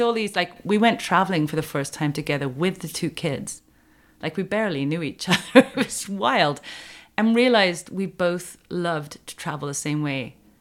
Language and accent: English; United Kingdom; moved away as an adult; also born or lived in Wales / Los Angeles / Colorado; now in Quebec, Canada; I knew a few words in French growing up in Britain.